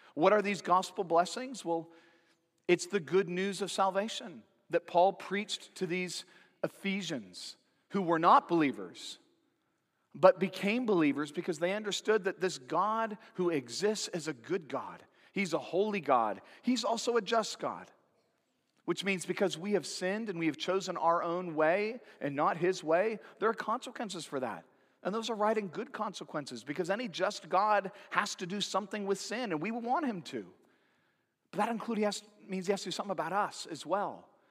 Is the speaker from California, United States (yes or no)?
yes; Santa Cruz, California, United States; growing up in Santa Cruz, California.